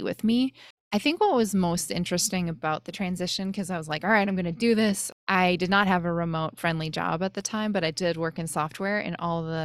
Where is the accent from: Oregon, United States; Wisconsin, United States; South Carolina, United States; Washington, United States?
Wisconsin, United States; moved away; also born or lived in Bay Area, California; I grew up in Wisconsin